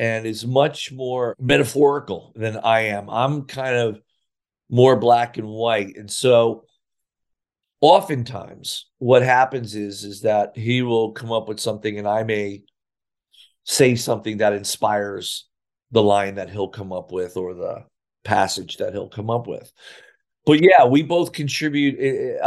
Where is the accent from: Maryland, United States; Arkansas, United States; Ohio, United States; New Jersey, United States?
New Jersey, United States; Sayreville; I couldn't get a job in my hometown of Sayreville